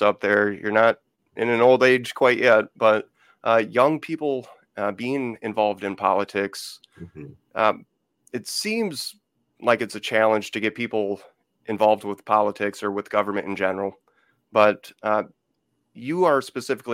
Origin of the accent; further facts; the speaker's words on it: Beloit, Wisconsin, United States; my hometown, Beloit, Wisconsin